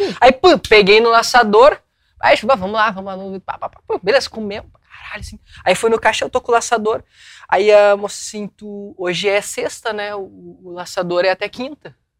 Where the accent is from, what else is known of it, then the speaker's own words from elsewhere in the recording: São Leopoldo, Rio Grande do Sul, Brazil; a gente é de São Leopoldo. É perto de Porto Alegre